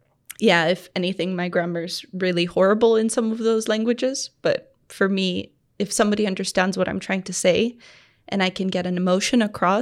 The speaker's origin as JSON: {"language": "English", "country": "Tanzania", "tie": "born or raised there", "said": "I think as I grew up in Tanzania and became a teenager, that's when I really started understanding where I lived."}